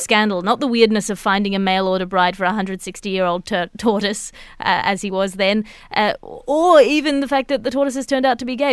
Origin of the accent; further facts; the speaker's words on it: Australia; as an Australian